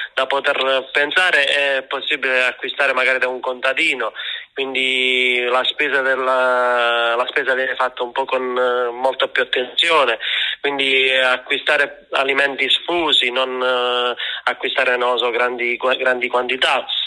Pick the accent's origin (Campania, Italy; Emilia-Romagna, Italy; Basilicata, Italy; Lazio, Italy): Basilicata, Italy; io sono lucano